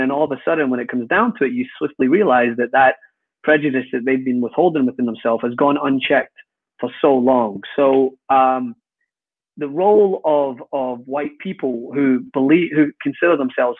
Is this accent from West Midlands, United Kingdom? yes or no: no; Scotland, United Kingdom; my own people, mate, I'm Scottish.